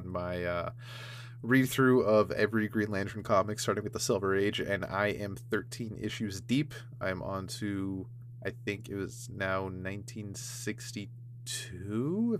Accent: Canada; I'm from Canada.

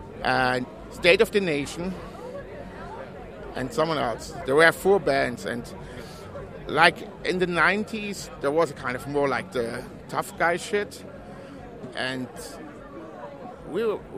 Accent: Germany; English is a second language; I'm actually from Germany, and I'm just over for the weekend

